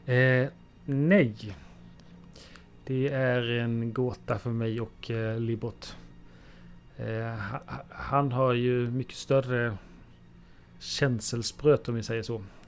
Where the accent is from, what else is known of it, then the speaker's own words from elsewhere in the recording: Halland County, Sweden; also born or lived in Bohuslän; jag är ju en, eh, glad hallänning som, eh, bland, eh, i veckorna befinner mig uppe i Bohuslän